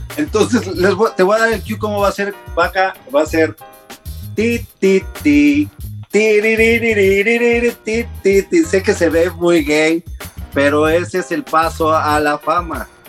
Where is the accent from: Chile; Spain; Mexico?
Mexico; Mexico City; moved away as an adult; now in United States; vengo de la Ciudad de México, donde la cábula está todo lo